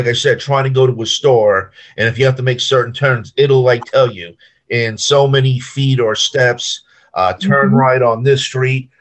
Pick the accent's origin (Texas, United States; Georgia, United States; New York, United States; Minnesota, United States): New York, United States; Long Island; now in Kissimmee, United States; I live in Kissimmee, Florida, but I'm originally from New York, Long Island